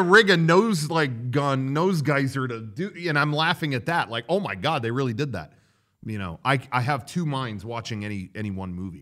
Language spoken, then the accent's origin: English; United States